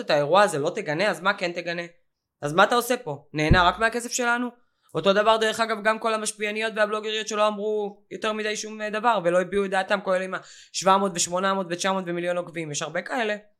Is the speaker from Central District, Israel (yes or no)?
no; Ashkelon, Southern District, Israel; בתור אשקלונית שחיה את זה שנים על גבי שנים